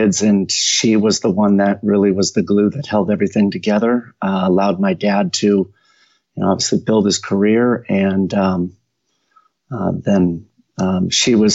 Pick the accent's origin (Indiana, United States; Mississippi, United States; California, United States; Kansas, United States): California, United States; Mountain View; moved away as an adult; now in Tennessee, United States; I was born in Mountain View, California